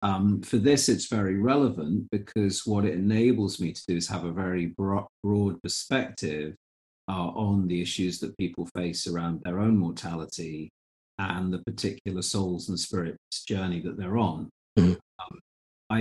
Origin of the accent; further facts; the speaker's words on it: Fife coastline, Scotland, United Kingdom; I have memories maybe as early as 4 years old and growing up on the Fife coastline